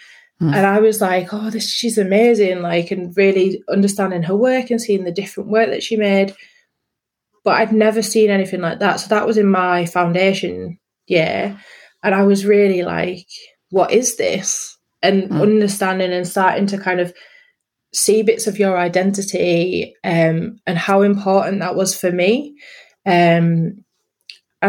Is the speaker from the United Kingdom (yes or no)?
yes; Yorkshire and the Humber, United Kingdom; moved away as an adult; also born or lived in London; in a rural setting in North Yorkshire.